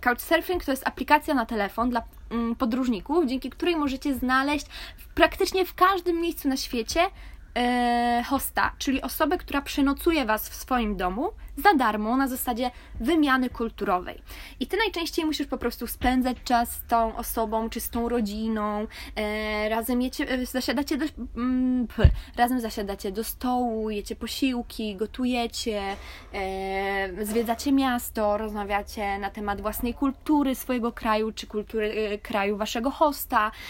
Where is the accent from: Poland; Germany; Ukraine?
Poland; moved away